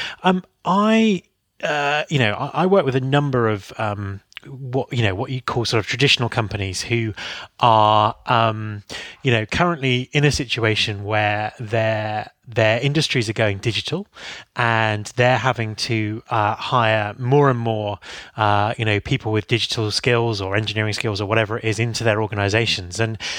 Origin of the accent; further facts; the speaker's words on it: United Kingdom; being British